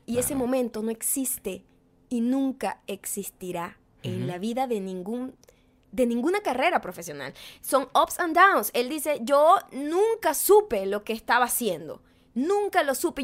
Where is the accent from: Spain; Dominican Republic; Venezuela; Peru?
Venezuela; now in United States; como venezolana, como latina, como inmigrante